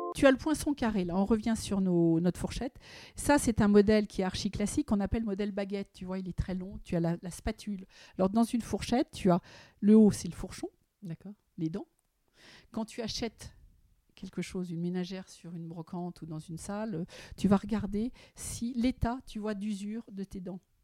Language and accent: French; Paris, Île-de-France, France; J'ai vécu l'Art Nouveau au quotidien avec cet immeuble qui est l'hôtel La Virotte, qui se trouve, que tout le monde connaît, avenue Rapp, au 29. C'est là où je suis née, c'est là où j'ai grandi